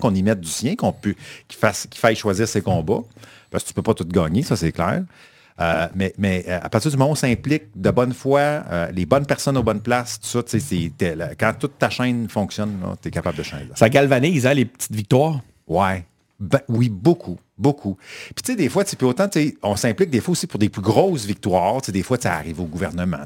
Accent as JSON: {"language": "French", "region": "Quebec", "country": "Canada", "also_born_or_lived": "Saint-Roch-de-l'Achigan", "said": "Que les Québécois, j'ai l'impression qu'on est plus timide là-dedans."}